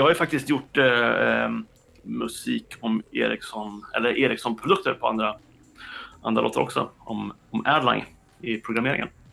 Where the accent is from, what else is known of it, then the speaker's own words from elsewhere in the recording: Linköping, Östergötland, Sweden; moved away as an adult; now in Stockholm, Sweden; jag är uppväxt i Linköping och flyttade tillbaka och jobbade i Linköping ett tag efter att jag hade pluggat